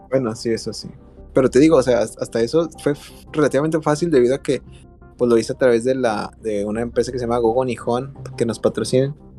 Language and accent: Spanish; Mexico; moved away as an adult; now in Osaka, Japan; nosotros somos mexicanitos